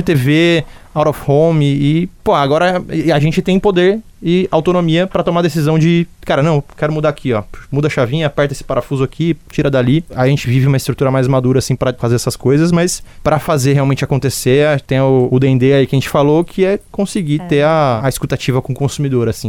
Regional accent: Jundiaí, São Paulo, Brazil; moved away as an adult; now in Northeast Brazil; Sou de interior de São Paulo, nasci em Jundiaí

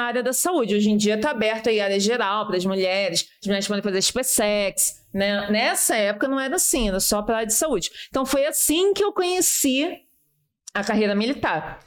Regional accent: Rio de Janeiro, Brazil; eu sou da Ilha do Governador

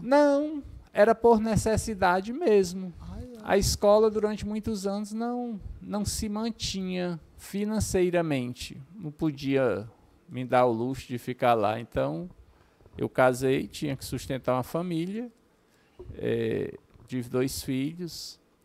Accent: Horizonte, Ceará, Brazil; eu sou natural de Horizonte

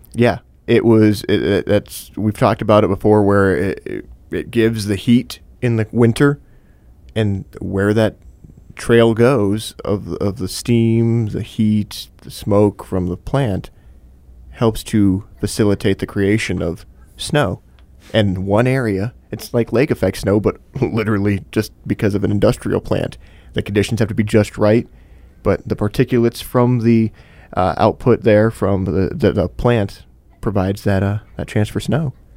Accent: Michigan, United States; moved away as an adult; also born or lived in Texas; As somebody that moved down to Texas for two years after growing up in Michigan

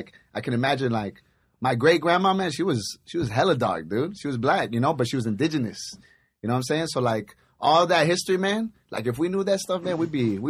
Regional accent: San Gabriel Valley, California, United States; we grew up in San Gabriel Valley, también.

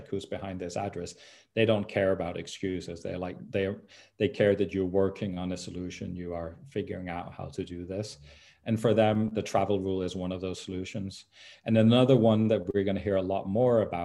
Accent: Denmark; my home country of Denmark

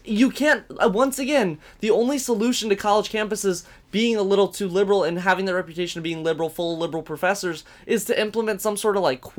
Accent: Virginia Beach, Virginia, United States; Like, I came from Virginia Beach, is considered like one of the third most conservative places in the world.

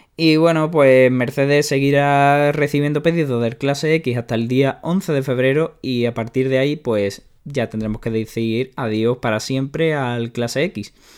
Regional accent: Spain; a los que somos de España

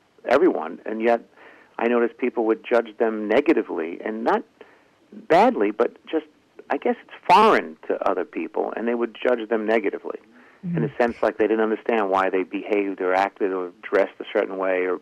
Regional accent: New York City, New York, United States; I was born in Bay Ridge, Brooklyn, right next to Borough Park, and my family was from Europe

